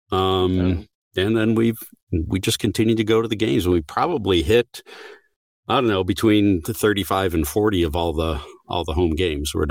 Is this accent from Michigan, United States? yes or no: yes; Detroit, Michigan, United States; moved away as an adult; also born or lived in Japan; now in Woodbridge, Virginia, United States; I grew up in Detroit watching the Red Wings